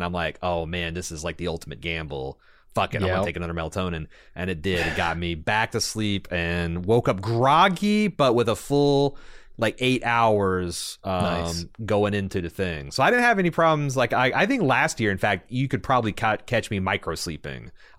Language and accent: English; Seattle, Washington, United States; But Eric and Levi had never been to Waffle House because we're from Seattle.